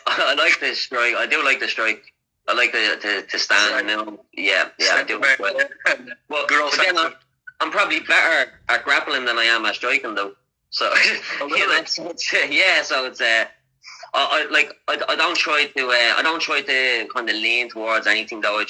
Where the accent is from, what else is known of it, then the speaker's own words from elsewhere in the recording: Dublin, Leinster, Ireland; I'm actually from Crumlin. I'm from Crumlin, that's where Conor is from as well